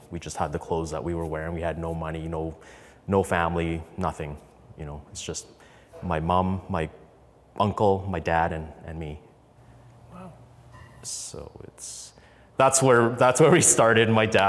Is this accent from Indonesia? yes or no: yes; Indonesia; born there; I am an immigrant. I was born in Indonesia in a refugee camp on an island. And it's an interesting, fascinating story. My parents grew up in Vietnam. Our heritage were actually Chinese.